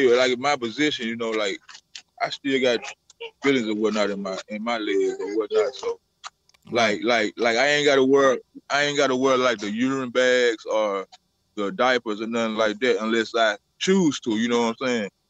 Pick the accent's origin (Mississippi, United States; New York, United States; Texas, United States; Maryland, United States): Mississippi, United States; I am from Mississippi